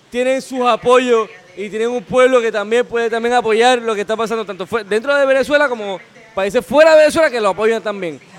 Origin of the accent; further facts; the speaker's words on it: Puerto Rico; nosotros como puertorriqueños